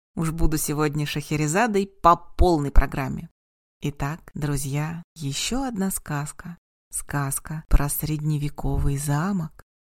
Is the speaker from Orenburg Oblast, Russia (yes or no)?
no; Kazan, Tatarstan, Russia; Я принимаю как в родном городе, в Казани, так и онлайн